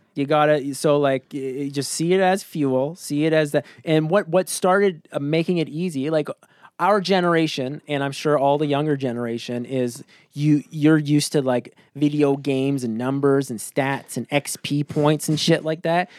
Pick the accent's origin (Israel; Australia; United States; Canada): Canada; rural Ontario; living up in the middle of nowhere in Canada, uh, Ontario nowhere